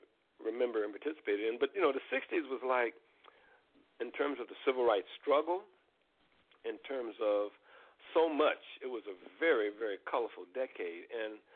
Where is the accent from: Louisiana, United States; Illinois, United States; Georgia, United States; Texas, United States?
Illinois, United States; Chicago; growing up in Chicago